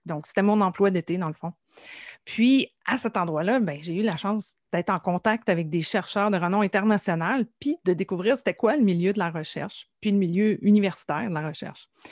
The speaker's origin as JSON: {"language": "French", "town": "Nouvelle", "region": "Quebec", "country": "Canada", "tie": "born or raised there", "said": "je suis originaire de la Gaspésie, plus précisément du euh, village de Nouvelle, qui se situe dans la baie des Chaleurs"}